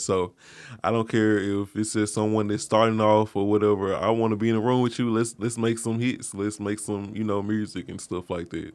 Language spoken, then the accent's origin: English; Mississippi, United States; moved away as an adult; now in Memphis, United States; I'm from Mississippi originally. I've been in Memphis about two years.